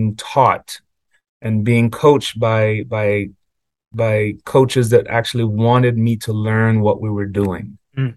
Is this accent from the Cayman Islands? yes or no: yes; Cayman Islands; moved away; when I grew up in Cayman, my family was a family of teachers